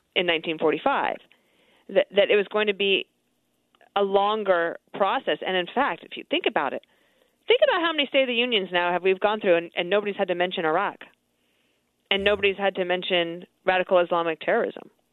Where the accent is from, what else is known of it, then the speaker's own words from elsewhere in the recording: United States; we are American, and our country is great and exceptional